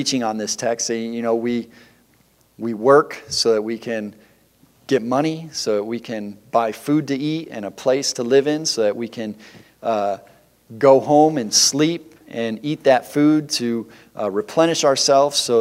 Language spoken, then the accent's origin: English; Detroit, Michigan, United States; I grew up in the Detroit area where there's lots of factories